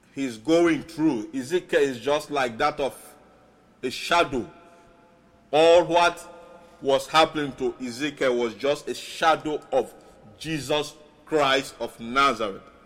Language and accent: English; Sierra Leone; first language Mende and Krio; English is a second language; now in Tacoma, United States; my other nations, Sierra Leone, I will chip in a little, little. My native language, Mende and Creole